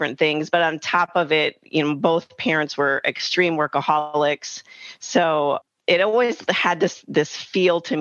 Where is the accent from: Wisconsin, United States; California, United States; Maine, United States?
Wisconsin, United States; I grew up in Wisconsin, in a smaller, not super small town, but semi-small town